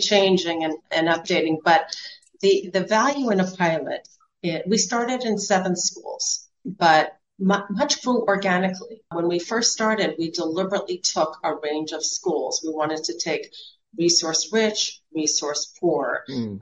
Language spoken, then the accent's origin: English; Silver Spring, Maryland, United States; I'm from Silver Spring originally